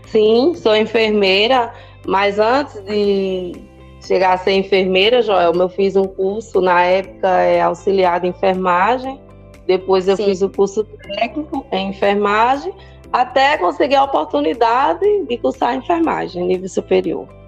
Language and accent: Portuguese; São José do Belmonte, Pernambuco, Brazil; sou de São José do Belmonte, sou enfermeira, sou mãe de um rapaz e de cinco pets.